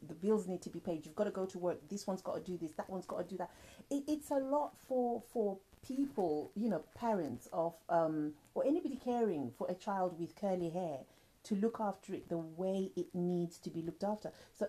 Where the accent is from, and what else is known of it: Zimbabwe